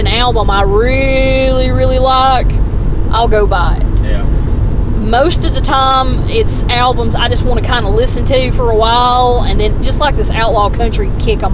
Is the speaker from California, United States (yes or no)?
no; Gadsden, Alabama, United States; my hometown of Gadsden